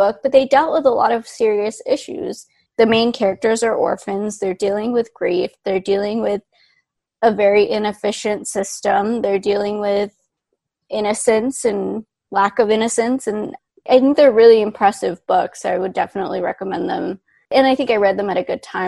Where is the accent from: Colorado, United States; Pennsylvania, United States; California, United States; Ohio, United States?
California, United States; Orange County; moved away as an adult; now in New York City, United States; I grew up in Orange County